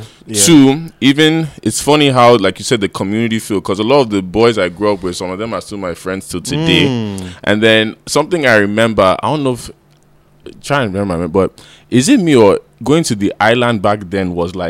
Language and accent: English; United States; also born or lived in Lagos, Nigeria; I grew up in America. So the only time I came to Lagos was when I was 4 to 6.